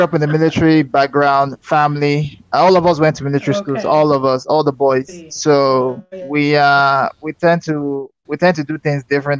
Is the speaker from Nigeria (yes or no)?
yes; Nigeria; moved away as an adult; also born or lived in Northampton, United Kingdom / Milton Keynes, United Kingdom; now in United Kingdom; I'm Nigerian. I grew up in Nigeria, born and bred. I lived in the continent before I moved to the UK in 2010.